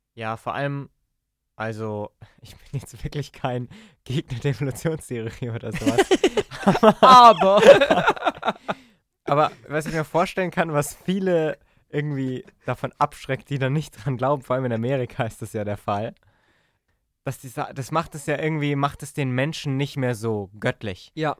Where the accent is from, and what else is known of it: Germany